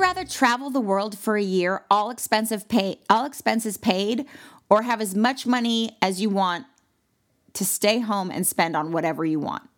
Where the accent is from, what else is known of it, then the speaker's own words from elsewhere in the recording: Malibu, California, United States; I'm from Malibu, California